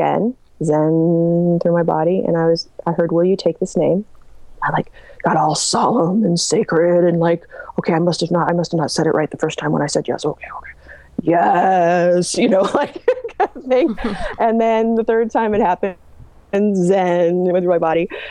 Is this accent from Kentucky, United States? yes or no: no; Marin County, California, United States; I was born in Marin County in the 70s